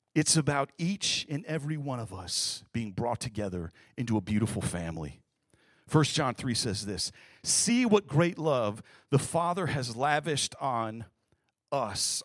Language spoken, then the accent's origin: English; Kalamazoo, Michigan, United States; moved away; I was born and raised in Kalamazoo, Michigan, Midwest as you can get